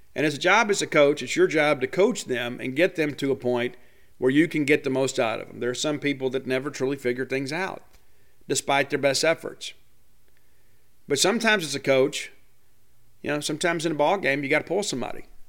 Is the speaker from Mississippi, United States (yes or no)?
yes; South Mississippi, United States; I'm born and raised in South Mississippi